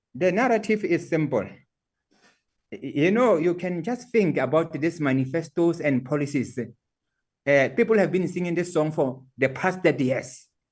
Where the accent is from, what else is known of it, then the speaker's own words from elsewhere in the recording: Qwaqwa, Maluti-a-Phofung, Free State, South Africa; I come from Kwakwa and I'm very proud that I come from that uh, area of uh, uh, Maluti, Apofu